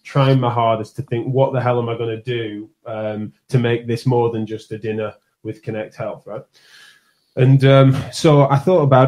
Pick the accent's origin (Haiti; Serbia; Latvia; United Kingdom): United Kingdom; accent: strong northern; my accent's a strong northern one